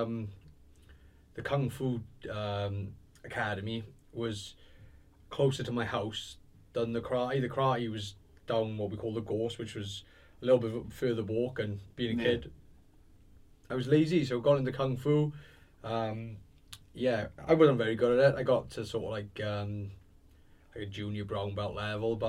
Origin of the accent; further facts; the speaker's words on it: Swansea, Wales, United Kingdom; I grew up in Townhill in Swansea.